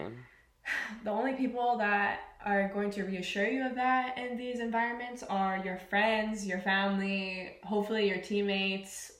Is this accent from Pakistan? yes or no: no; British Columbia, Canada; moved away; I'm originally from Canada, the west coast of Canada to be specific from a little place called BC